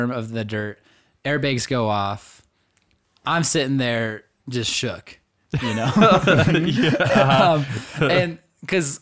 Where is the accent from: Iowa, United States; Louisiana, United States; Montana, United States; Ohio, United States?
Montana, United States; Augusta; I went home for Thanksgiving to Augusta